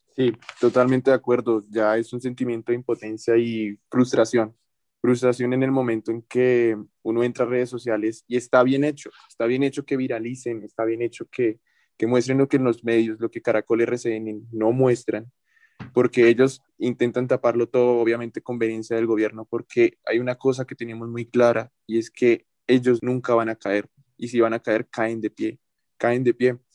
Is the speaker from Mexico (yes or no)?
no; Colombia; nosotros como colombianos